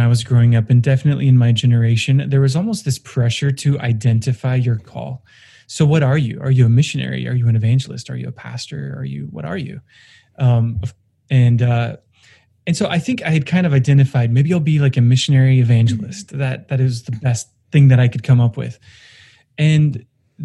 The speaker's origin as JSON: {"language": "English", "region": "Oregon", "country": "United States", "tie": "born or raised there", "moved": "yes", "said": "I grew up in Oregon, and just yesterday I got word that the house I grew up in, the forest I grew up in, is gone"}